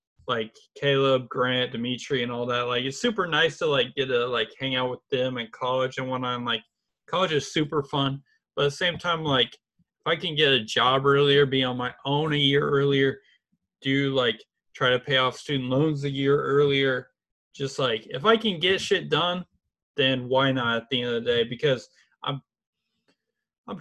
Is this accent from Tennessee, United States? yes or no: no; Indianapolis, Indiana, United States; I'm from Indianapolis, my major's TCOM